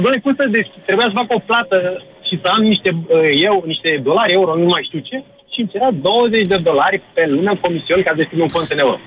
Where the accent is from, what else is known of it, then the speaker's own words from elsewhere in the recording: Constanța, Constanța County, Romania; eu sunt din Constanța